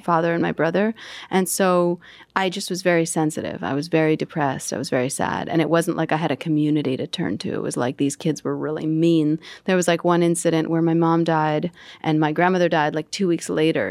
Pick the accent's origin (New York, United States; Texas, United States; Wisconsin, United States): New York, United States; New York City; it was Jackson Heights, Queens. My family immigrated from Russia, and I was born a month later in Elmhurst Hospital